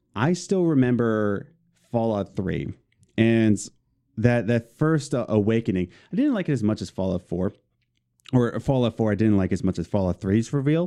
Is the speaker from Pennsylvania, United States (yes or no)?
yes; Philadelphia, Pennsylvania, United States; We're both from Philadelphia.